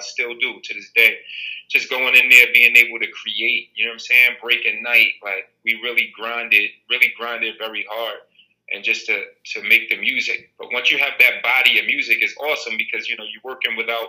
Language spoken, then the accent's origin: English; Jersey City, New Jersey, United States; also born or lived in Teaneck; when I first moved to Teaneck High School from Jersey City, you know, I'm born and raised in Jersey City